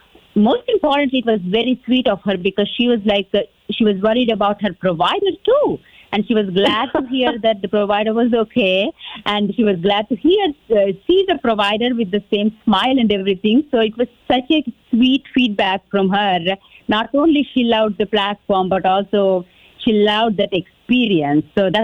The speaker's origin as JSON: {"language": "English", "region": "Texas", "country": "United States", "said": "me being the Texan and everything"}